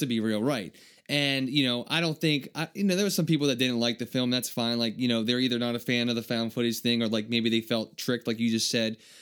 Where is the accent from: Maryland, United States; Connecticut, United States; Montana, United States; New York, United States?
Maryland, United States; Maryland. This is kinda cool. It's like my home state.